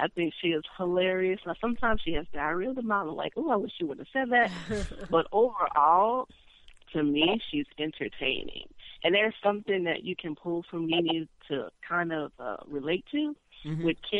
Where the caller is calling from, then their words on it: Dallas, Texas, United States; from Dallas.